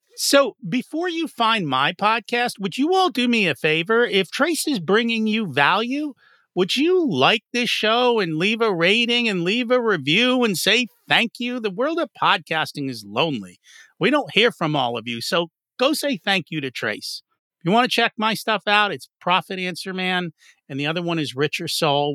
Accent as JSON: {"language": "English", "region": "New Jersey", "country": "United States", "said": "I didn't come from Philly. I came from Jersey."}